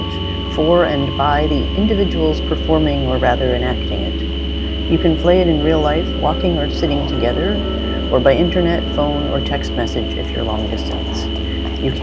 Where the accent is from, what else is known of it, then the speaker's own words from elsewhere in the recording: Winnipeg, Manitoba, Canada; moved away; I grew up in Winnipeg, Treaty 1 area